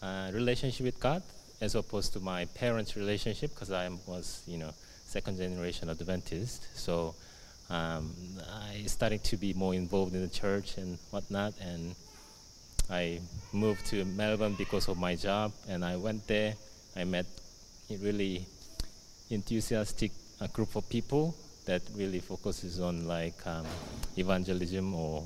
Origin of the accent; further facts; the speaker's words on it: South Korea; now in Australia; I was born and raised in South Korea